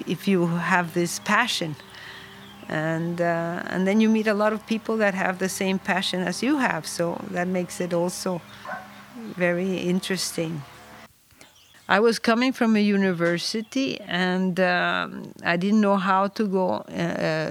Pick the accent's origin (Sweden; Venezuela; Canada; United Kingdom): Venezuela; moved away as an adult; also born or lived in New York; now in Pietrasanta, Italy; I was born in Venezuela, but I have been living here in this area for many, many years